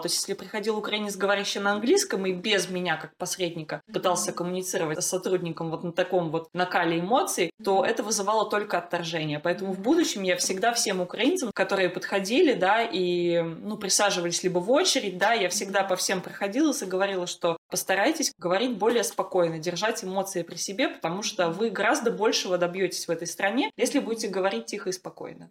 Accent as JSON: {"language": "Russian", "country": "Russia", "moved": "yes", "lives_now": "Netherlands", "said": "я из России"}